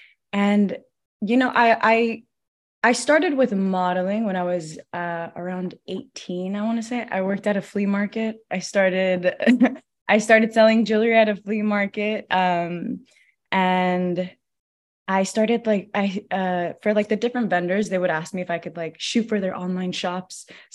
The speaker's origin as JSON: {"language": "English", "town": "Los Angeles", "region": "California", "country": "United States", "tie": "born or raised there", "said": "And I grew up in LA, like, I grew up moving a lot. I grew up in like East LA. I grew up in Koreatown, Mid-City, like all over LA. So I'm very much an LA native."}